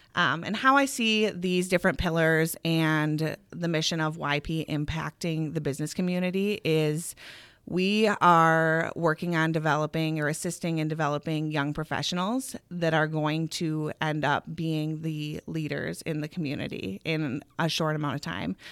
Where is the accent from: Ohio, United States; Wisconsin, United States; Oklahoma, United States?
Wisconsin, United States; Eau Claire; also born or lived in Minneapolis, Minnesota / Whitewater, Wisconsin; I grew up in Eau Claire